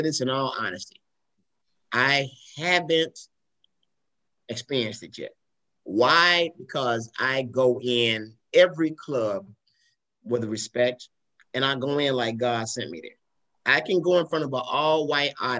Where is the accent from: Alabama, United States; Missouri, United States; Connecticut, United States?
Alabama, United States; Tuscaloosa; now in Atlanta, United States; I'm from Tuscaloosa, Alabama.